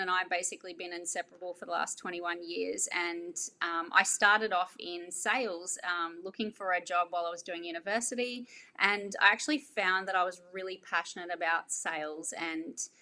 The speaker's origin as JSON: {"language": "English", "town": "Ingham", "region": "Queensland", "country": "Australia", "tie": "born or raised there", "also_born_or_lived": "Townsville", "said": "it's close to my hometown, which is Ingham"}